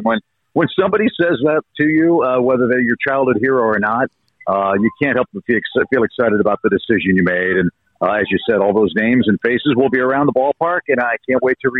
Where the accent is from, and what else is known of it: St. Louis, Missouri, United States; born or raised there; moved away as an adult; also born or lived in Chicago, United States / Atlanta, United States; now in St. Louis, United States